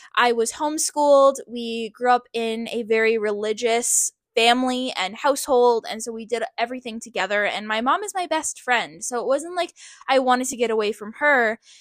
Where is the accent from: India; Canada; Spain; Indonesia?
Canada; also born or lived in Hawaii; We were all born and raised in Canada